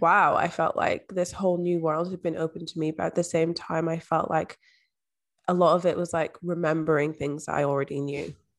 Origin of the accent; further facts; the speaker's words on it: Edinburgh, Scotland, United Kingdom; also born or lived in London; I was actually adopted at age three and moved to, um, the borders of Scotland, moved to Edinburgh and I grew up in Scotland.